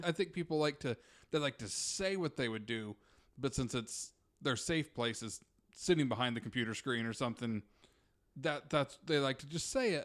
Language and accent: English; Utah, United States; moved away; I grew up in Utah